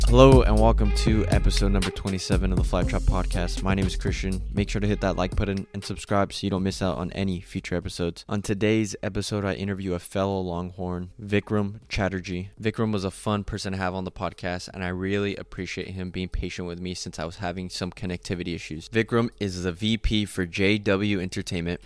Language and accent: English; Texas, United States; born and raised in Texas